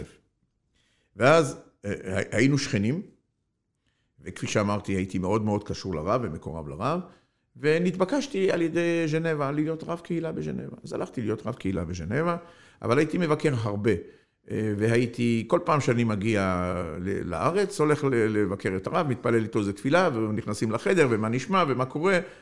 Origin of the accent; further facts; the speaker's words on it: Algeria; now in Israel; אני נולדתי באלג'יריה